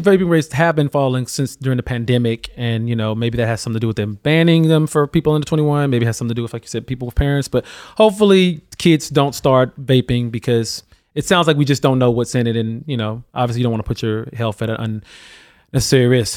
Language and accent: English; Alabama, United States; my home state of Alabama